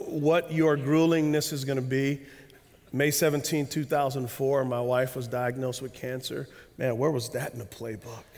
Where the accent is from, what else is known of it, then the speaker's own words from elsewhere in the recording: United States; As American Christians